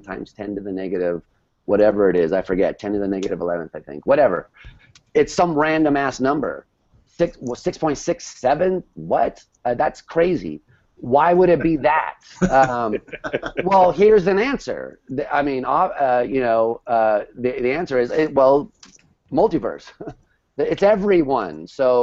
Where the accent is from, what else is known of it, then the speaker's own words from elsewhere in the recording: New York City, New York, United States; as a New Yorker